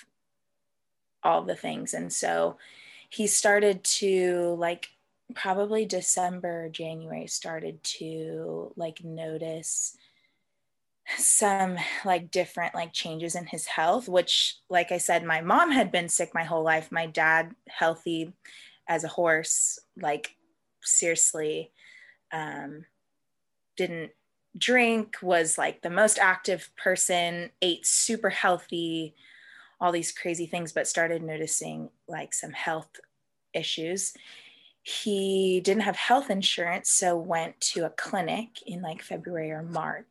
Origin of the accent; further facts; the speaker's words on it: Vista, California, United States; also born or lived in Abilene, Texas; I grew up here in North County, San Diego, in Vista